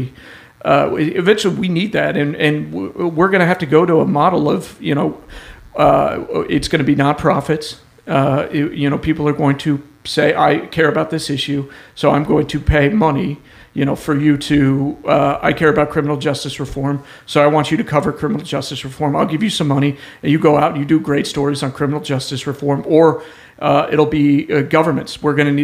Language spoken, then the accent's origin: English; Denver, Colorado, United States; moved away as an adult; now in Oklahoma City, United States; I'm from Denver